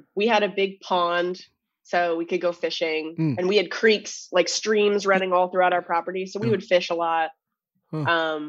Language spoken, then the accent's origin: English; Orono, Ontario, Canada; moved away; Called Orno, Ontario. It's Toronto without the T's. Orno.